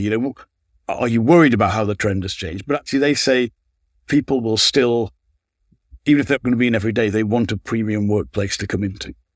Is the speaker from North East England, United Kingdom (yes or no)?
yes; Sunderland, North East England, United Kingdom; moved away as an adult; also born or lived in Manchester; I grew up in Sunderland